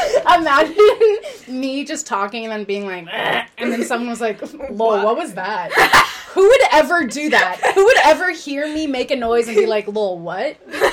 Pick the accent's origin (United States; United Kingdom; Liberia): United Kingdom; And then playing it back, I thought, I was like, OMG, I'm British. That's how I actually talked.